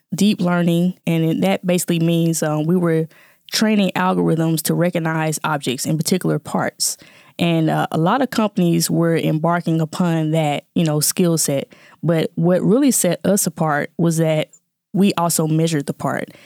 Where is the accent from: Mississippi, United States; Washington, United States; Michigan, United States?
Mississippi, United States; Jackson; moved away as an adult; now in Atlanta, United States; born and raised in Jackson, Mississippi